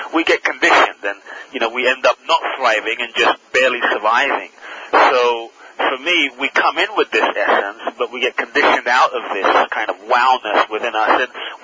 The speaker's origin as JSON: {"language": "English", "region": "London", "country": "United Kingdom", "tie": "born or raised there", "also_born_or_lived": "Ghana"}